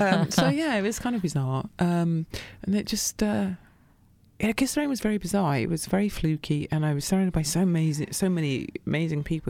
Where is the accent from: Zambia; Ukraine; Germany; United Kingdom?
United Kingdom; Coventry, West Midlands; moved away; also born or lived in Birmingham; growing up in Coventry